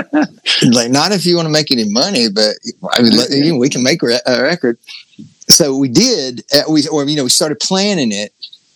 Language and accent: English; the South, United States; accent: southern; which was just my accent. So anybody with a southern accent, I became really good friends with.